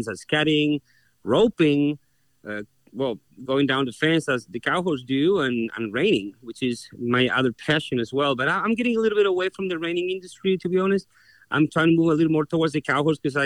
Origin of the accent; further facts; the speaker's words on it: Concepción, Biobío, Chile; moved away as an adult; also born or lived in Australia; now in United States; I was born in Chile, in the city of Concepcion, which means conception. My family's been from that area since ever